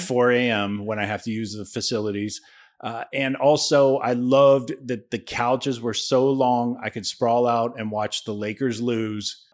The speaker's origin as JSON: {"language": "English", "region": "Ohio", "country": "United States", "tie": "born or raised there", "said": "I grew up in Ohio"}